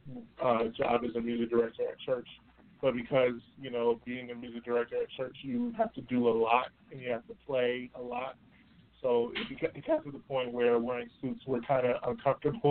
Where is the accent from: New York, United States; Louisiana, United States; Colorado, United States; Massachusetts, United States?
New York, United States; Rochester; my hometown, Rochester, New York